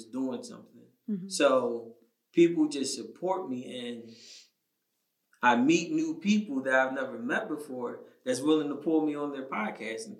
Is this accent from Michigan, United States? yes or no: no; Philadelphia, Pennsylvania, United States; I'm born and raised in Philly